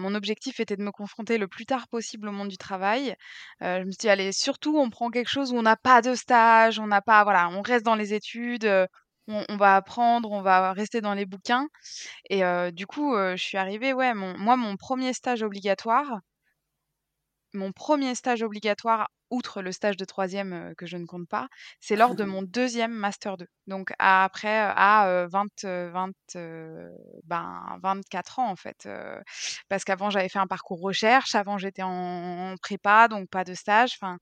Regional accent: Brittany, France; now in Bucharest, Romania; je suis bretonne

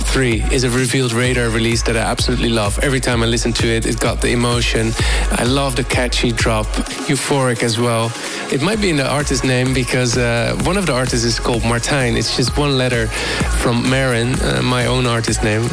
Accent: Rotterdam, South Holland, Netherlands; I'm from the Netherlands, Rotterdam City

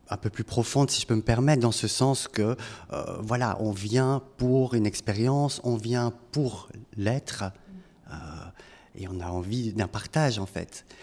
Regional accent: France; moved away as an adult; also born or lived in Brussels, Belgium; Je suis français.

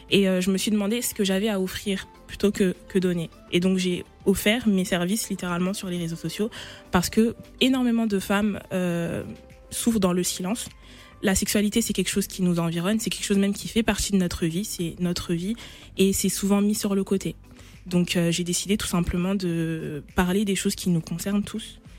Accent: Côte d’Ivoire; Euh, ah oui, je suis ivoirienne et fière.

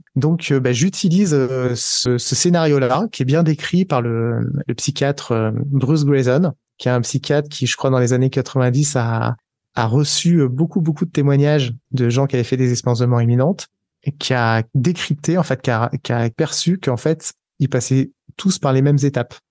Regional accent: Aix-les-Bains, Auvergne-Rhône-Alpes, France; moved away as an adult; also born or lived in Paris / Boston; Je suis allé à Paris puisque j'étais d'Aix-les-Bains.

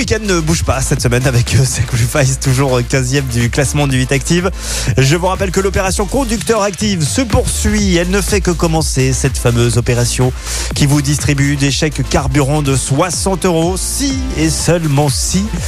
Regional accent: Saint-Étienne, Auvergne-Rhône-Alpes, France; chez nous à Saint-Etienne

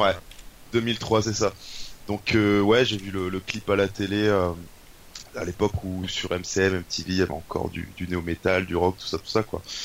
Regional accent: Douai, Hauts-de-France, France; je viens du nord de la France, donc dans le nord Pas-de-Calais ou les Hauts-de-France comme tu préfères, euh, à Douai exactement.

